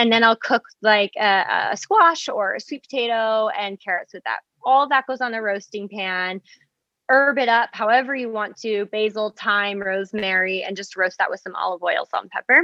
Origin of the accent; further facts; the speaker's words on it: Massachusetts, United States; I'm a New England girl. I grew up in Massachusetts.